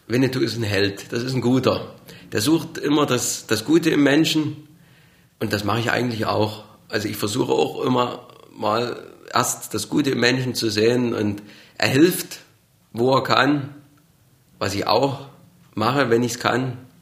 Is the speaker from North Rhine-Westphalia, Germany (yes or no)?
no; Burgau, Saxony, Germany; accent: Saxon; Ich komme aus Burgau in Sachsen